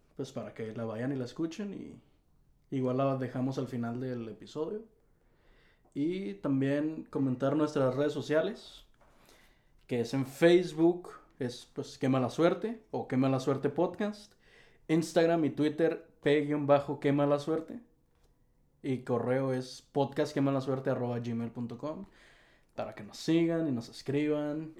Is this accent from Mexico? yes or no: yes; Tijuana, Baja California, Mexico; somos de Tijuana, Baja California, de lo más al norte del país.